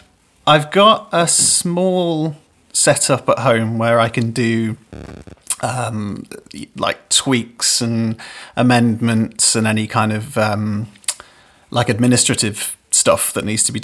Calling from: Liverpool, North West England, United Kingdom; I am in Liverpool, yeah. I'm about a stone's throw away from Penny Lane.

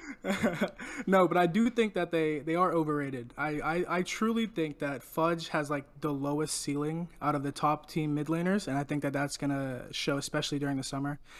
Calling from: Pittsburgh, Pennsylvania, United States; I'm calling from, uh, Duquesne University in Pittsburgh, Pennsylvania

